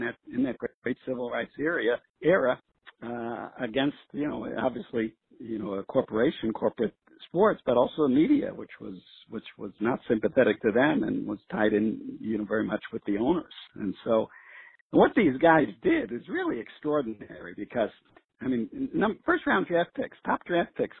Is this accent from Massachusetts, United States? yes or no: no; New York City, New York, United States; where I grew up in New York City